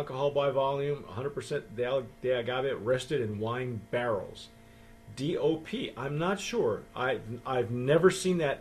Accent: Southern California, United States; I grew up in Southern California

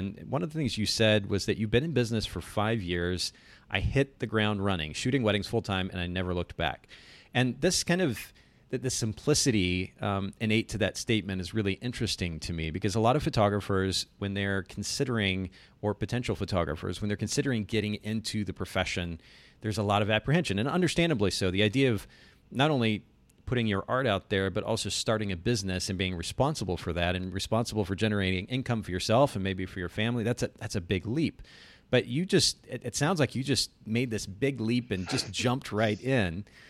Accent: Japan; so I grew up in Japan. I spent about 10 years there.

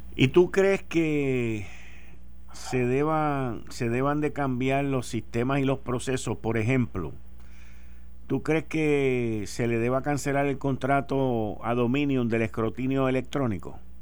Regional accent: Puerto Rico; somos los puertorriqueños

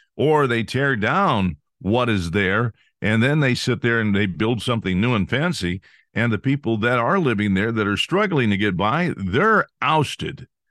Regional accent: California, United States; I grew up in California

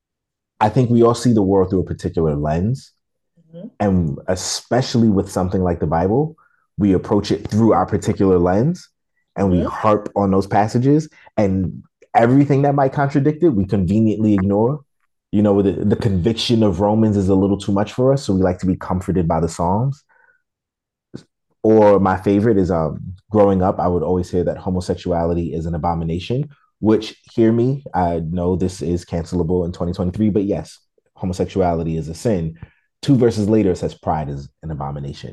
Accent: New York City, New York, United States; I'm still from Brooklyn

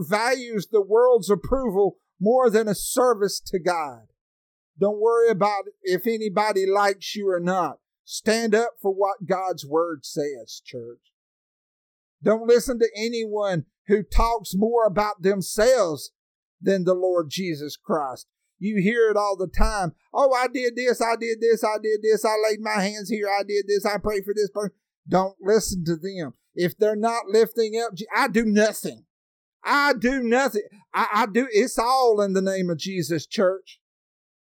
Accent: Alabama, United States; I'm from Alabama. I live on top of a mountain that's called Sand Mountain.

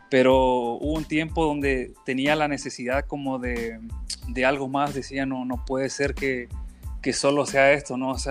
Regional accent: Chile; now in Mexico; Porque los chilenos hablamos muy rápido y no pronunciamos las s

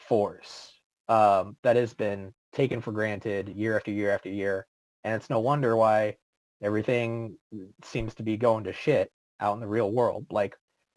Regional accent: East Bay, San Francisco Bay Area, California, United States; moved away as an adult; now in Texas, United States; my hometown, which out in the Bay Area, in the, like the East Bay area

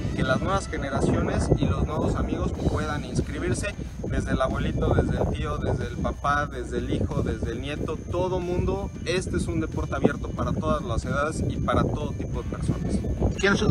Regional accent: Puebla, Mexico; yo soy de Puebla

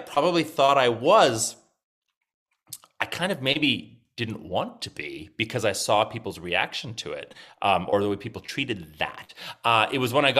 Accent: a small farming town north of Regina, Saskatchewan, Canada; I actually grew up in a small farming town north of Regina

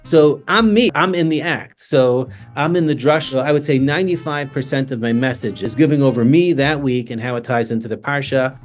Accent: New York City, New York, United States; now in Toronto, Canada; I grew up in Staten Island

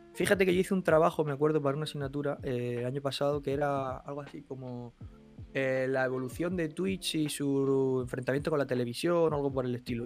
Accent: Albox, Andalusia, Spain; moved away; yo me he criado en un no barrio, porque no es un pueblo que prácticamente no tiene barrio, eh, en Albox, en Almería

